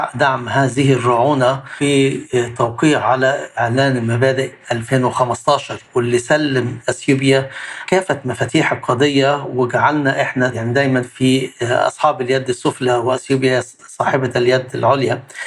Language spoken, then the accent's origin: Arabic; Egypt; انا كمواطن مصري